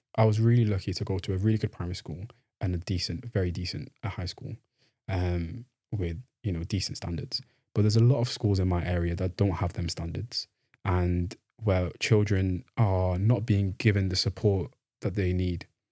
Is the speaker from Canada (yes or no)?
no; Manchester, North West England, United Kingdom; moved away as an adult; now in Oxford, United Kingdom; I'm from Manchester. I, I grew up, um, in Manchester, um, born in Morside, lived in Fallowfield for a little bit, and then came back to Morside.